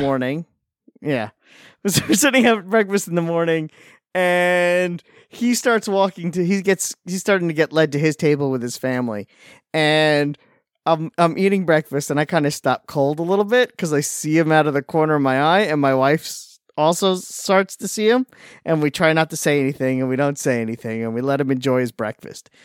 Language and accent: English; Long Island, New York, United States; I'm from Long Island